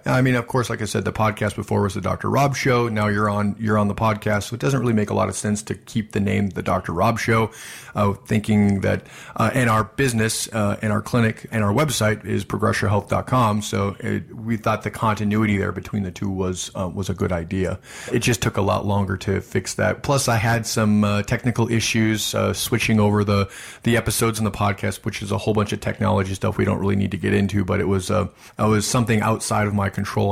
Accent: Midwest, United States; I'm from the Midwest

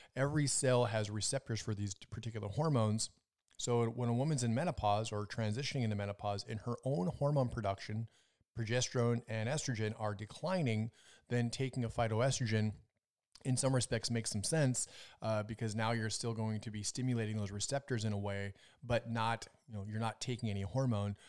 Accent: Minnesota, United States; moved away; also born or lived in Las Vegas; I'm from Minnesota

